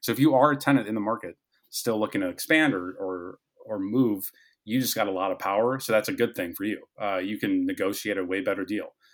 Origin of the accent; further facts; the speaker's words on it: Fargo, North Dakota, United States; moved away as an adult; also born or lived in Omaha, Nebraska; We're both from Fargo, North Dakota.